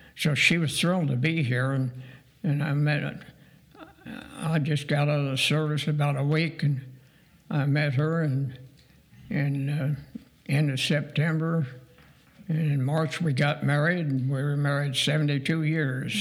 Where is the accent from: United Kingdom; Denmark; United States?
United States; Dayton, Ohio; also born or lived in Portage, Pennsylvania / Indiana; I grew up in North Dayton